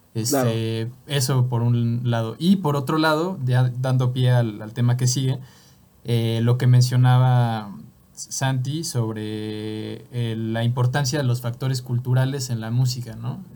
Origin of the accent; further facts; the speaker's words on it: Mexico; yo también soy mexicano